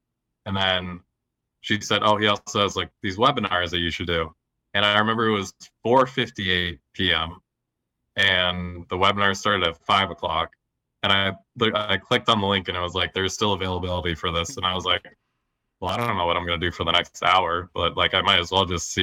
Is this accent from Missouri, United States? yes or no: no; Lowell, Massachusetts, United States; also born or lived in Somerville, Massachusetts; I grew up around Lowell, Massachusetts